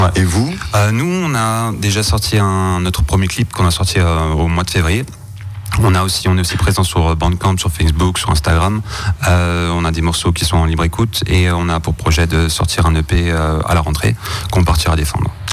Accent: Mulhouse, Grand Est, France; on vient de Mulhouse. Euh, on vient de Mulhouse, euh, ben, principalement du bassin de Mulhouse.

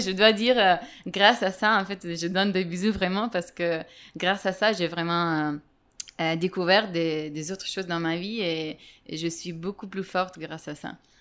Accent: Italy; now in Madrid, Spain; j'ai 29 ans. Je suis italienne.

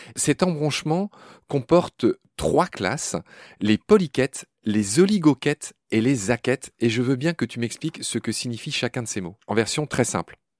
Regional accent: Lorraine, Grand Est, France; je suis de l'autre côté, je suis de la Lorraine

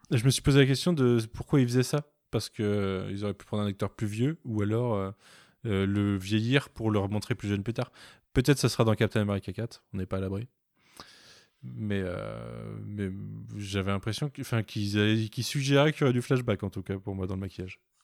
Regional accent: Nantes, Pays de la Loire, France; je suis nantais

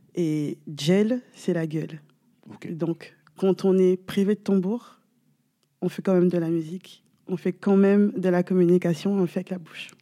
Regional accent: Guadeloupe; je suis originaire de la Guadeloupe

